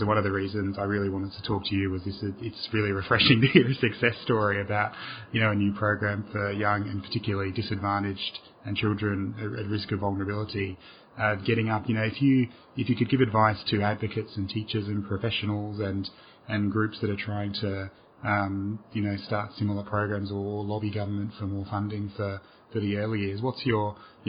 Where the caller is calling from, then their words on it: Australia; I'm calling from Australia